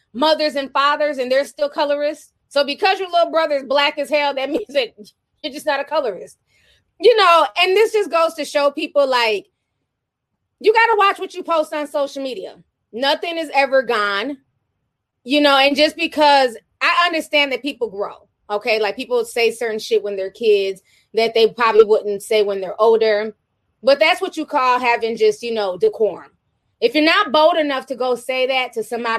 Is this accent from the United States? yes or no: yes; Midwest, United States; I grew up in the Midwest